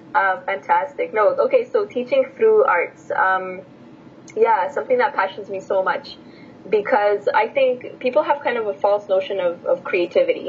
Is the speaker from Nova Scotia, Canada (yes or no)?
no; Edmonton, Alberta, Canada; English is a second language; also born or lived in Bucharest, Romania; I was born in Bucharest, okay, uh, Romania. Yeah and then I moved uh, to Edmonton when I was in grade 2